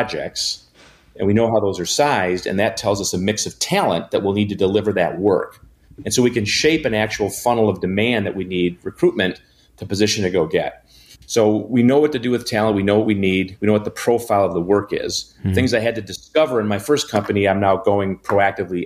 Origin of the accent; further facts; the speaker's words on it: Janesville, Wisconsin, United States; now in Milwaukee, United States; I'm a Wisconsinite, born and bred. I grew up in Janesville.